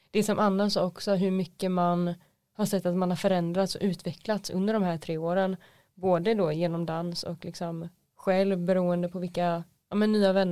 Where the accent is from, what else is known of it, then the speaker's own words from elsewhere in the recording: Nybro, Kalmar County, Sweden; jag är från Nybro och går i årskurs tre på estetiska linjen dans.